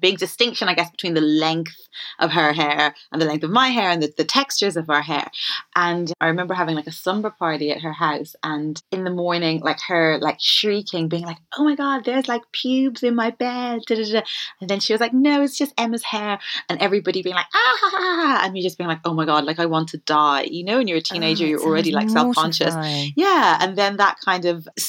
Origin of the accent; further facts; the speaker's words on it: Ireland; when I was growing up in Ireland